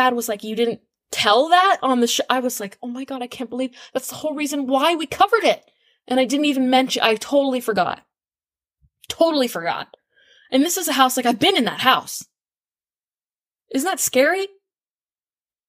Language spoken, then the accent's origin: English; Exeter, New Hampshire, United States; moved away as an adult; now in Maine, United States; I grew up in Exeter, New Hampshire, which is an adjoining town to Stratham.